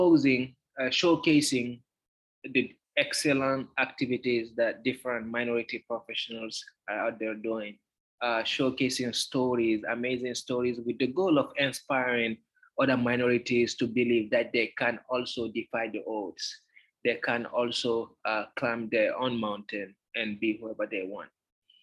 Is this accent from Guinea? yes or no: yes; Guinea; now in Houston, United States; Guinea, which is my home country.